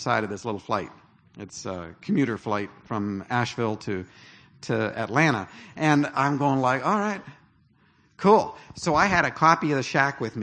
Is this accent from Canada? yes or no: yes; Canada; I'm Canadian